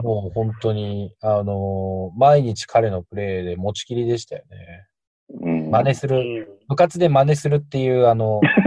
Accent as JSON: {"language": "Japanese", "region": "Tokyo", "country": "Japan", "tie": "born or raised there", "also_born_or_lived": "Shiki, Saitama", "moved": "as an adult", "lives_now": "Asakadai, Saitama, Japan", "said": "東京出身なんですけど、結婚したタイミングで家族で埼玉に"}